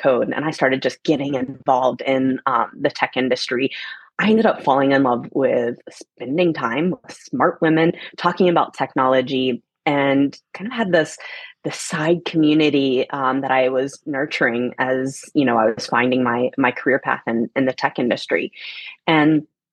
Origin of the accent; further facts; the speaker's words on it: Atlanta, Georgia, United States; moved away as an adult; also born or lived in Germany / San Francisco; I come from Atlanta, Georgia